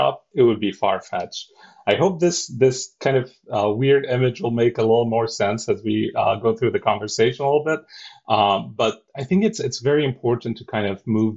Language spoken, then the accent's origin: English; Cairo, Cairo Governorate, Egypt; English is a second language; moved away as an adult; now in United States; I'm born and raised in Cairo, Egypt